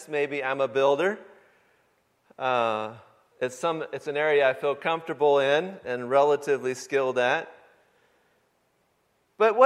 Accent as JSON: {"language": "English", "region": "Michigan", "country": "United States", "tie": "born or raised there", "moved": "yes", "said": "The home that I grew up in back in Michigan"}